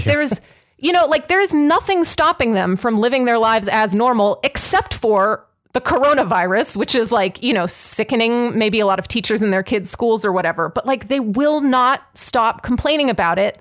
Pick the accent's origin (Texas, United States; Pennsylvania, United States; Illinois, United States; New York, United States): Pennsylvania, United States; Pittsburgh; I'm from Pittsburgh